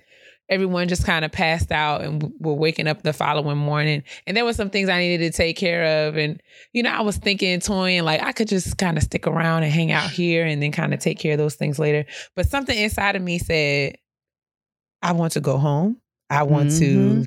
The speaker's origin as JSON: {"language": "English", "town": "New York City", "region": "New York", "country": "United States", "said": "as a New Yorker"}